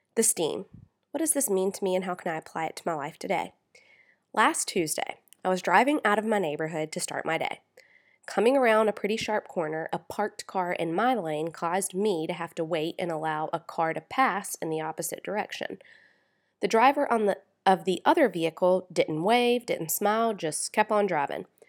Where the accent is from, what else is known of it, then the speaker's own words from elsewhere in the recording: South Carolina, United States; I'm from South Carolina, where you wave at people whether you know them or not